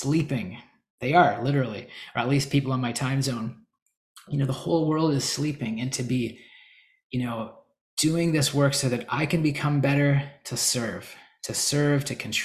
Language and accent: English; Canada; moved away as an adult; also born or lived in Calgary, Alberta; now in United States; I'm Canadian. Well, I'm in the US again now